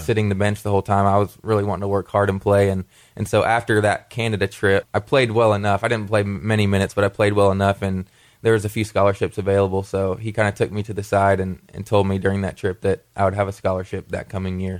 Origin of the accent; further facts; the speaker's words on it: Wilmore, Kentucky, United States; growing up in Kentucky